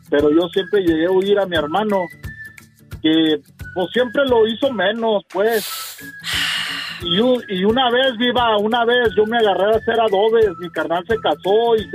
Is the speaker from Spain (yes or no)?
no; Zacatecas, Mexico; En Zacatecas, viva, en puro Zacatecas.